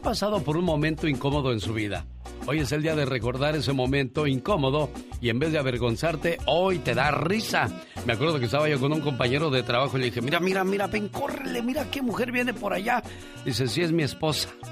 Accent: Purísima del Rincón, Guanajuato, Mexico; moved away; porque un día salí de Purísima del Rincón, Guanajuato. Pero Purísima del Rincón, Guanajuato nunca salió de mí.

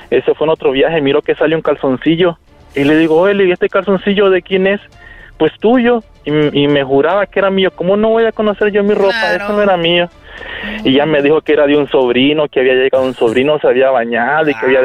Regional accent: Nicaragua; now in United States; A Nicaragua.

